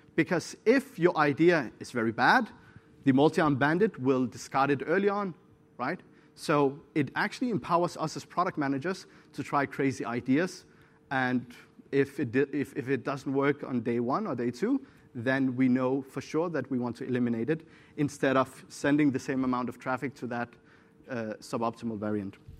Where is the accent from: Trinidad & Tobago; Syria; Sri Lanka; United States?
Syria; I'm from Syria